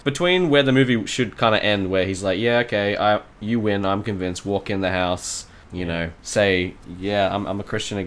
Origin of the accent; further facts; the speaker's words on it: England, United Kingdom; I was born in England